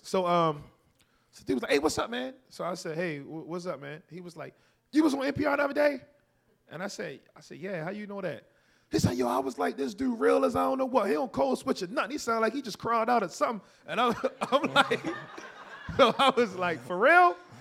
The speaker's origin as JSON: {"language": "English", "town": "Baltimore", "region": "Maryland", "country": "United States", "said": "I'm from Baltimore. I didn't have to make friends on campus. I went home"}